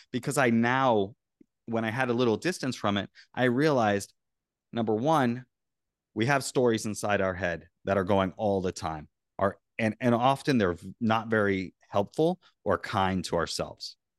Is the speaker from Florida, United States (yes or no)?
yes; Florida, United States; I grew up in Florida